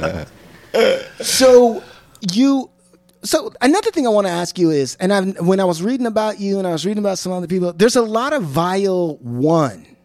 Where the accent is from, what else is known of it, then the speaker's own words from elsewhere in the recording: Washington, United States; moved away; also born or lived in Berkeley, California; I'm from Washington